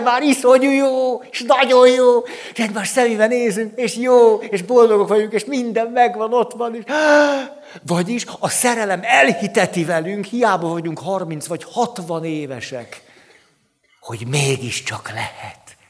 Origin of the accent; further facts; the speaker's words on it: Budapest, Hungary; relatív elhanyagoltságban nőttem föl, tehát a park, a városmajor, a vérmező, ott, úgy ott szocializálódtam